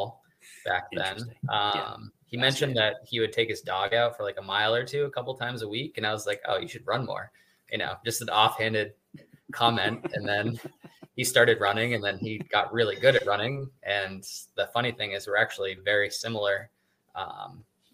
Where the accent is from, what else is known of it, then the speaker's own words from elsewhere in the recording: Newmarket, New Hampshire, United States; also born or lived in Stratham, New Hampshire; I'm from Newmarket, New Hampshire, which is a small town on the seacoast of New Hampshire